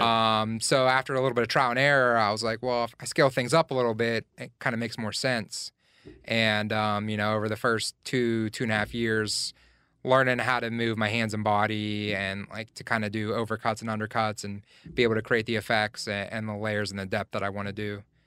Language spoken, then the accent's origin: English; Glassport, Pennsylvania, United States; also born or lived in Elizabeth Township, Pennsylvania / San Francisco; now in Pittsburgh, United States; I grew up in Glassport, um, just, like, twelve miles outside of downtown Pittsburgh